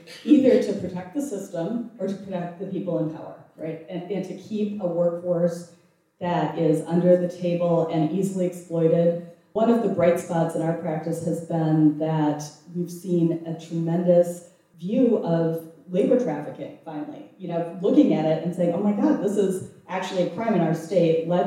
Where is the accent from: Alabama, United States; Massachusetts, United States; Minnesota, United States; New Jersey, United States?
Minnesota, United States; I'm from Minnesota, we are not a marching people.